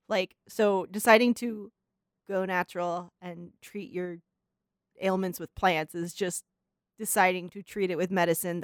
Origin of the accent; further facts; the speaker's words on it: Pleasanton, California, United States; Yeah, so anyway, that's Livermore, Pleasanton, where I grew up, yeah.